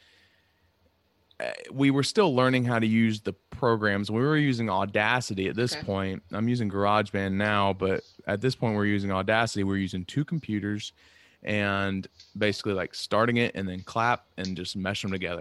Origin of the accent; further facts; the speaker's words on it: North Carolina, United States; now in Long Island, United States; I'm from North Carolina, but I live on Long Island.